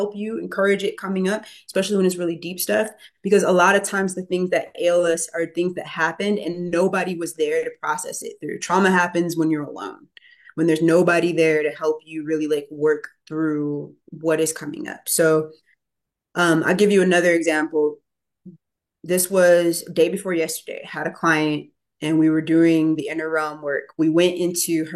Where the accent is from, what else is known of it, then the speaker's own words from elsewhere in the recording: Chicago, Illinois, United States; I'm from inner city Chicago. I was born in 1990. I grew up in Inglewood